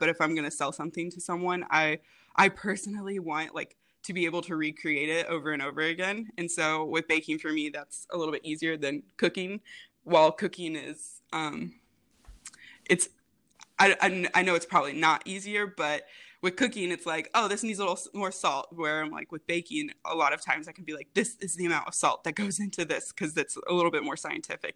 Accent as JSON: {"language": "English", "town": "Rensselaer", "region": "Indiana", "country": "United States", "also_born_or_lived": "Jacksonville, Florida", "moved": "as an adult", "lives_now": "Indianapolis, United States", "said": "I'm originally from Rensselaer, Indiana"}